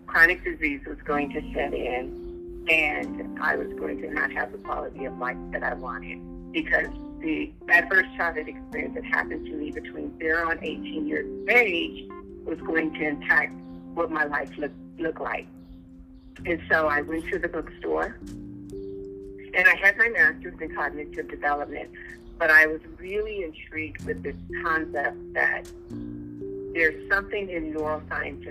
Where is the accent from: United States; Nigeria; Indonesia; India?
United States; Los Angeles, California; I was born and raised in Los Angeles, in South Central Los Angeles